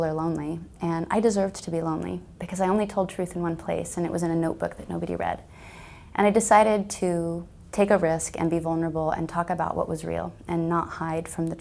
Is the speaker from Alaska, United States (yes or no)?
yes; Alaska, United States; I'm from Alaska, my family were pioneers. I grew up on a homestead